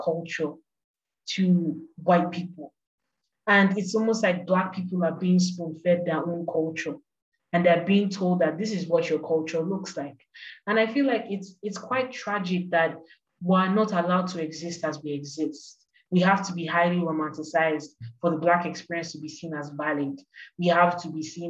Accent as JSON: {"language": "English", "region": "Lagos", "country": "Nigeria", "tie": "born or raised there", "said": "growing up in Lagos"}